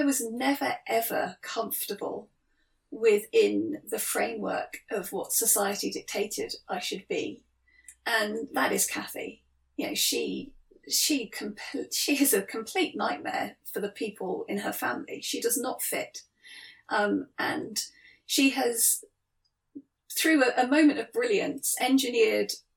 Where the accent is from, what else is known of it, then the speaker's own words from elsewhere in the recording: Cornwall, South West England, United Kingdom; I grew up in Cornwall